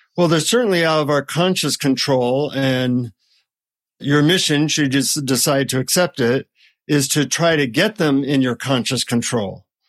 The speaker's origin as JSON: {"language": "English", "country": "United States", "said": "from the United States"}